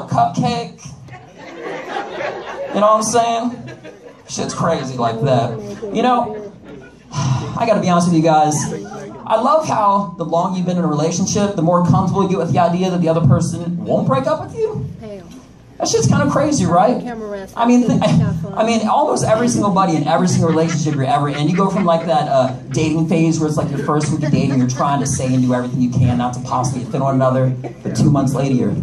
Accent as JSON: {"language": "English", "region": "Connecticut", "country": "United States", "also_born_or_lived": "Washington, D.C. / Russia", "moved": "yes", "lives_now": "Texas, United States", "said": "I am not Russian. I am from Connecticut."}